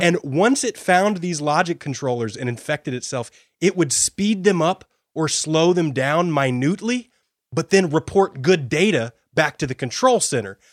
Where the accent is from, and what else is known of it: United States